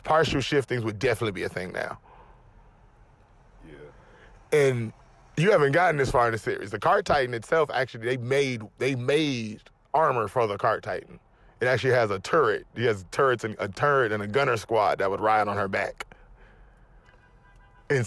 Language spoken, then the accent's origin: English; United States; I'm American.